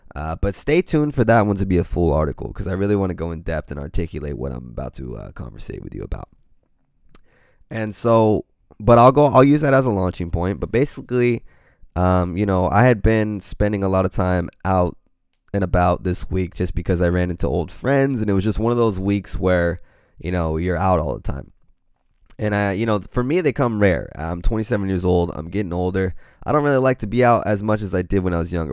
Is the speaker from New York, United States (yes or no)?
no; Pacific Grove, California, United States; I grew up in Pacific, Pacific Grove, California